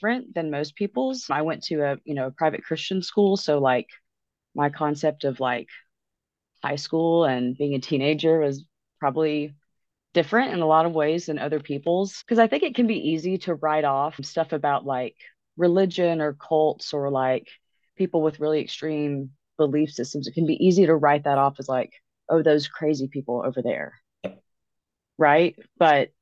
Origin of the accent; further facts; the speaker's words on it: Alabama, United States; I'm from the South, I'm from Alabama